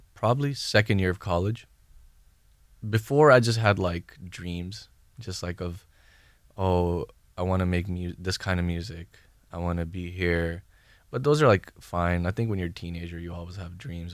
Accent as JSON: {"language": "English", "area": "Bay Area", "region": "California", "country": "United States", "tie": "born or raised there", "also_born_or_lived": "Thailand", "moved": "yes", "lives_now": "Los Angeles, United States", "said": "I'm from the Bay Area"}